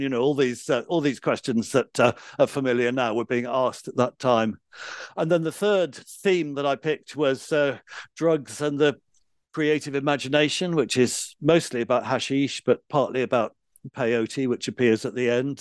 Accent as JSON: {"language": "English", "region": "London", "country": "United Kingdom", "tie": "born or raised there", "said": "I grew up in London"}